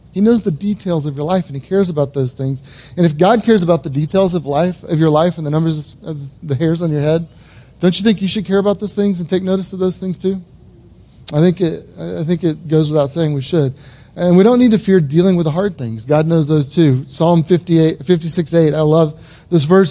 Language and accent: English; Edmond, Oklahoma, United States; I was born and raised in Edmond, Oklahoma